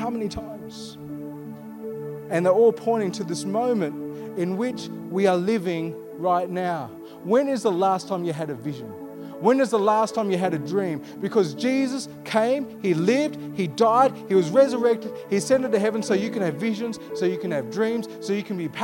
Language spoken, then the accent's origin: English; Armadale, Western Australia, Australia; I'm a sandgroper. I was born here. I grew up in Armidale.